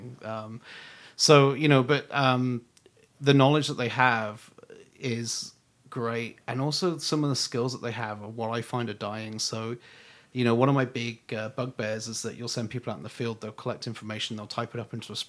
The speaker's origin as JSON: {"language": "English", "country": "United Kingdom", "said": "being British"}